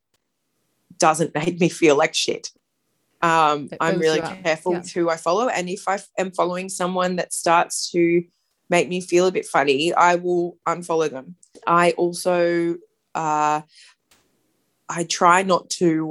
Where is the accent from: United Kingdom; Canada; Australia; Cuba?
Australia; Brisbane, Queensland; now in Sydney, Australia; live in Sydney, but I grew up in Brisbane in Queensland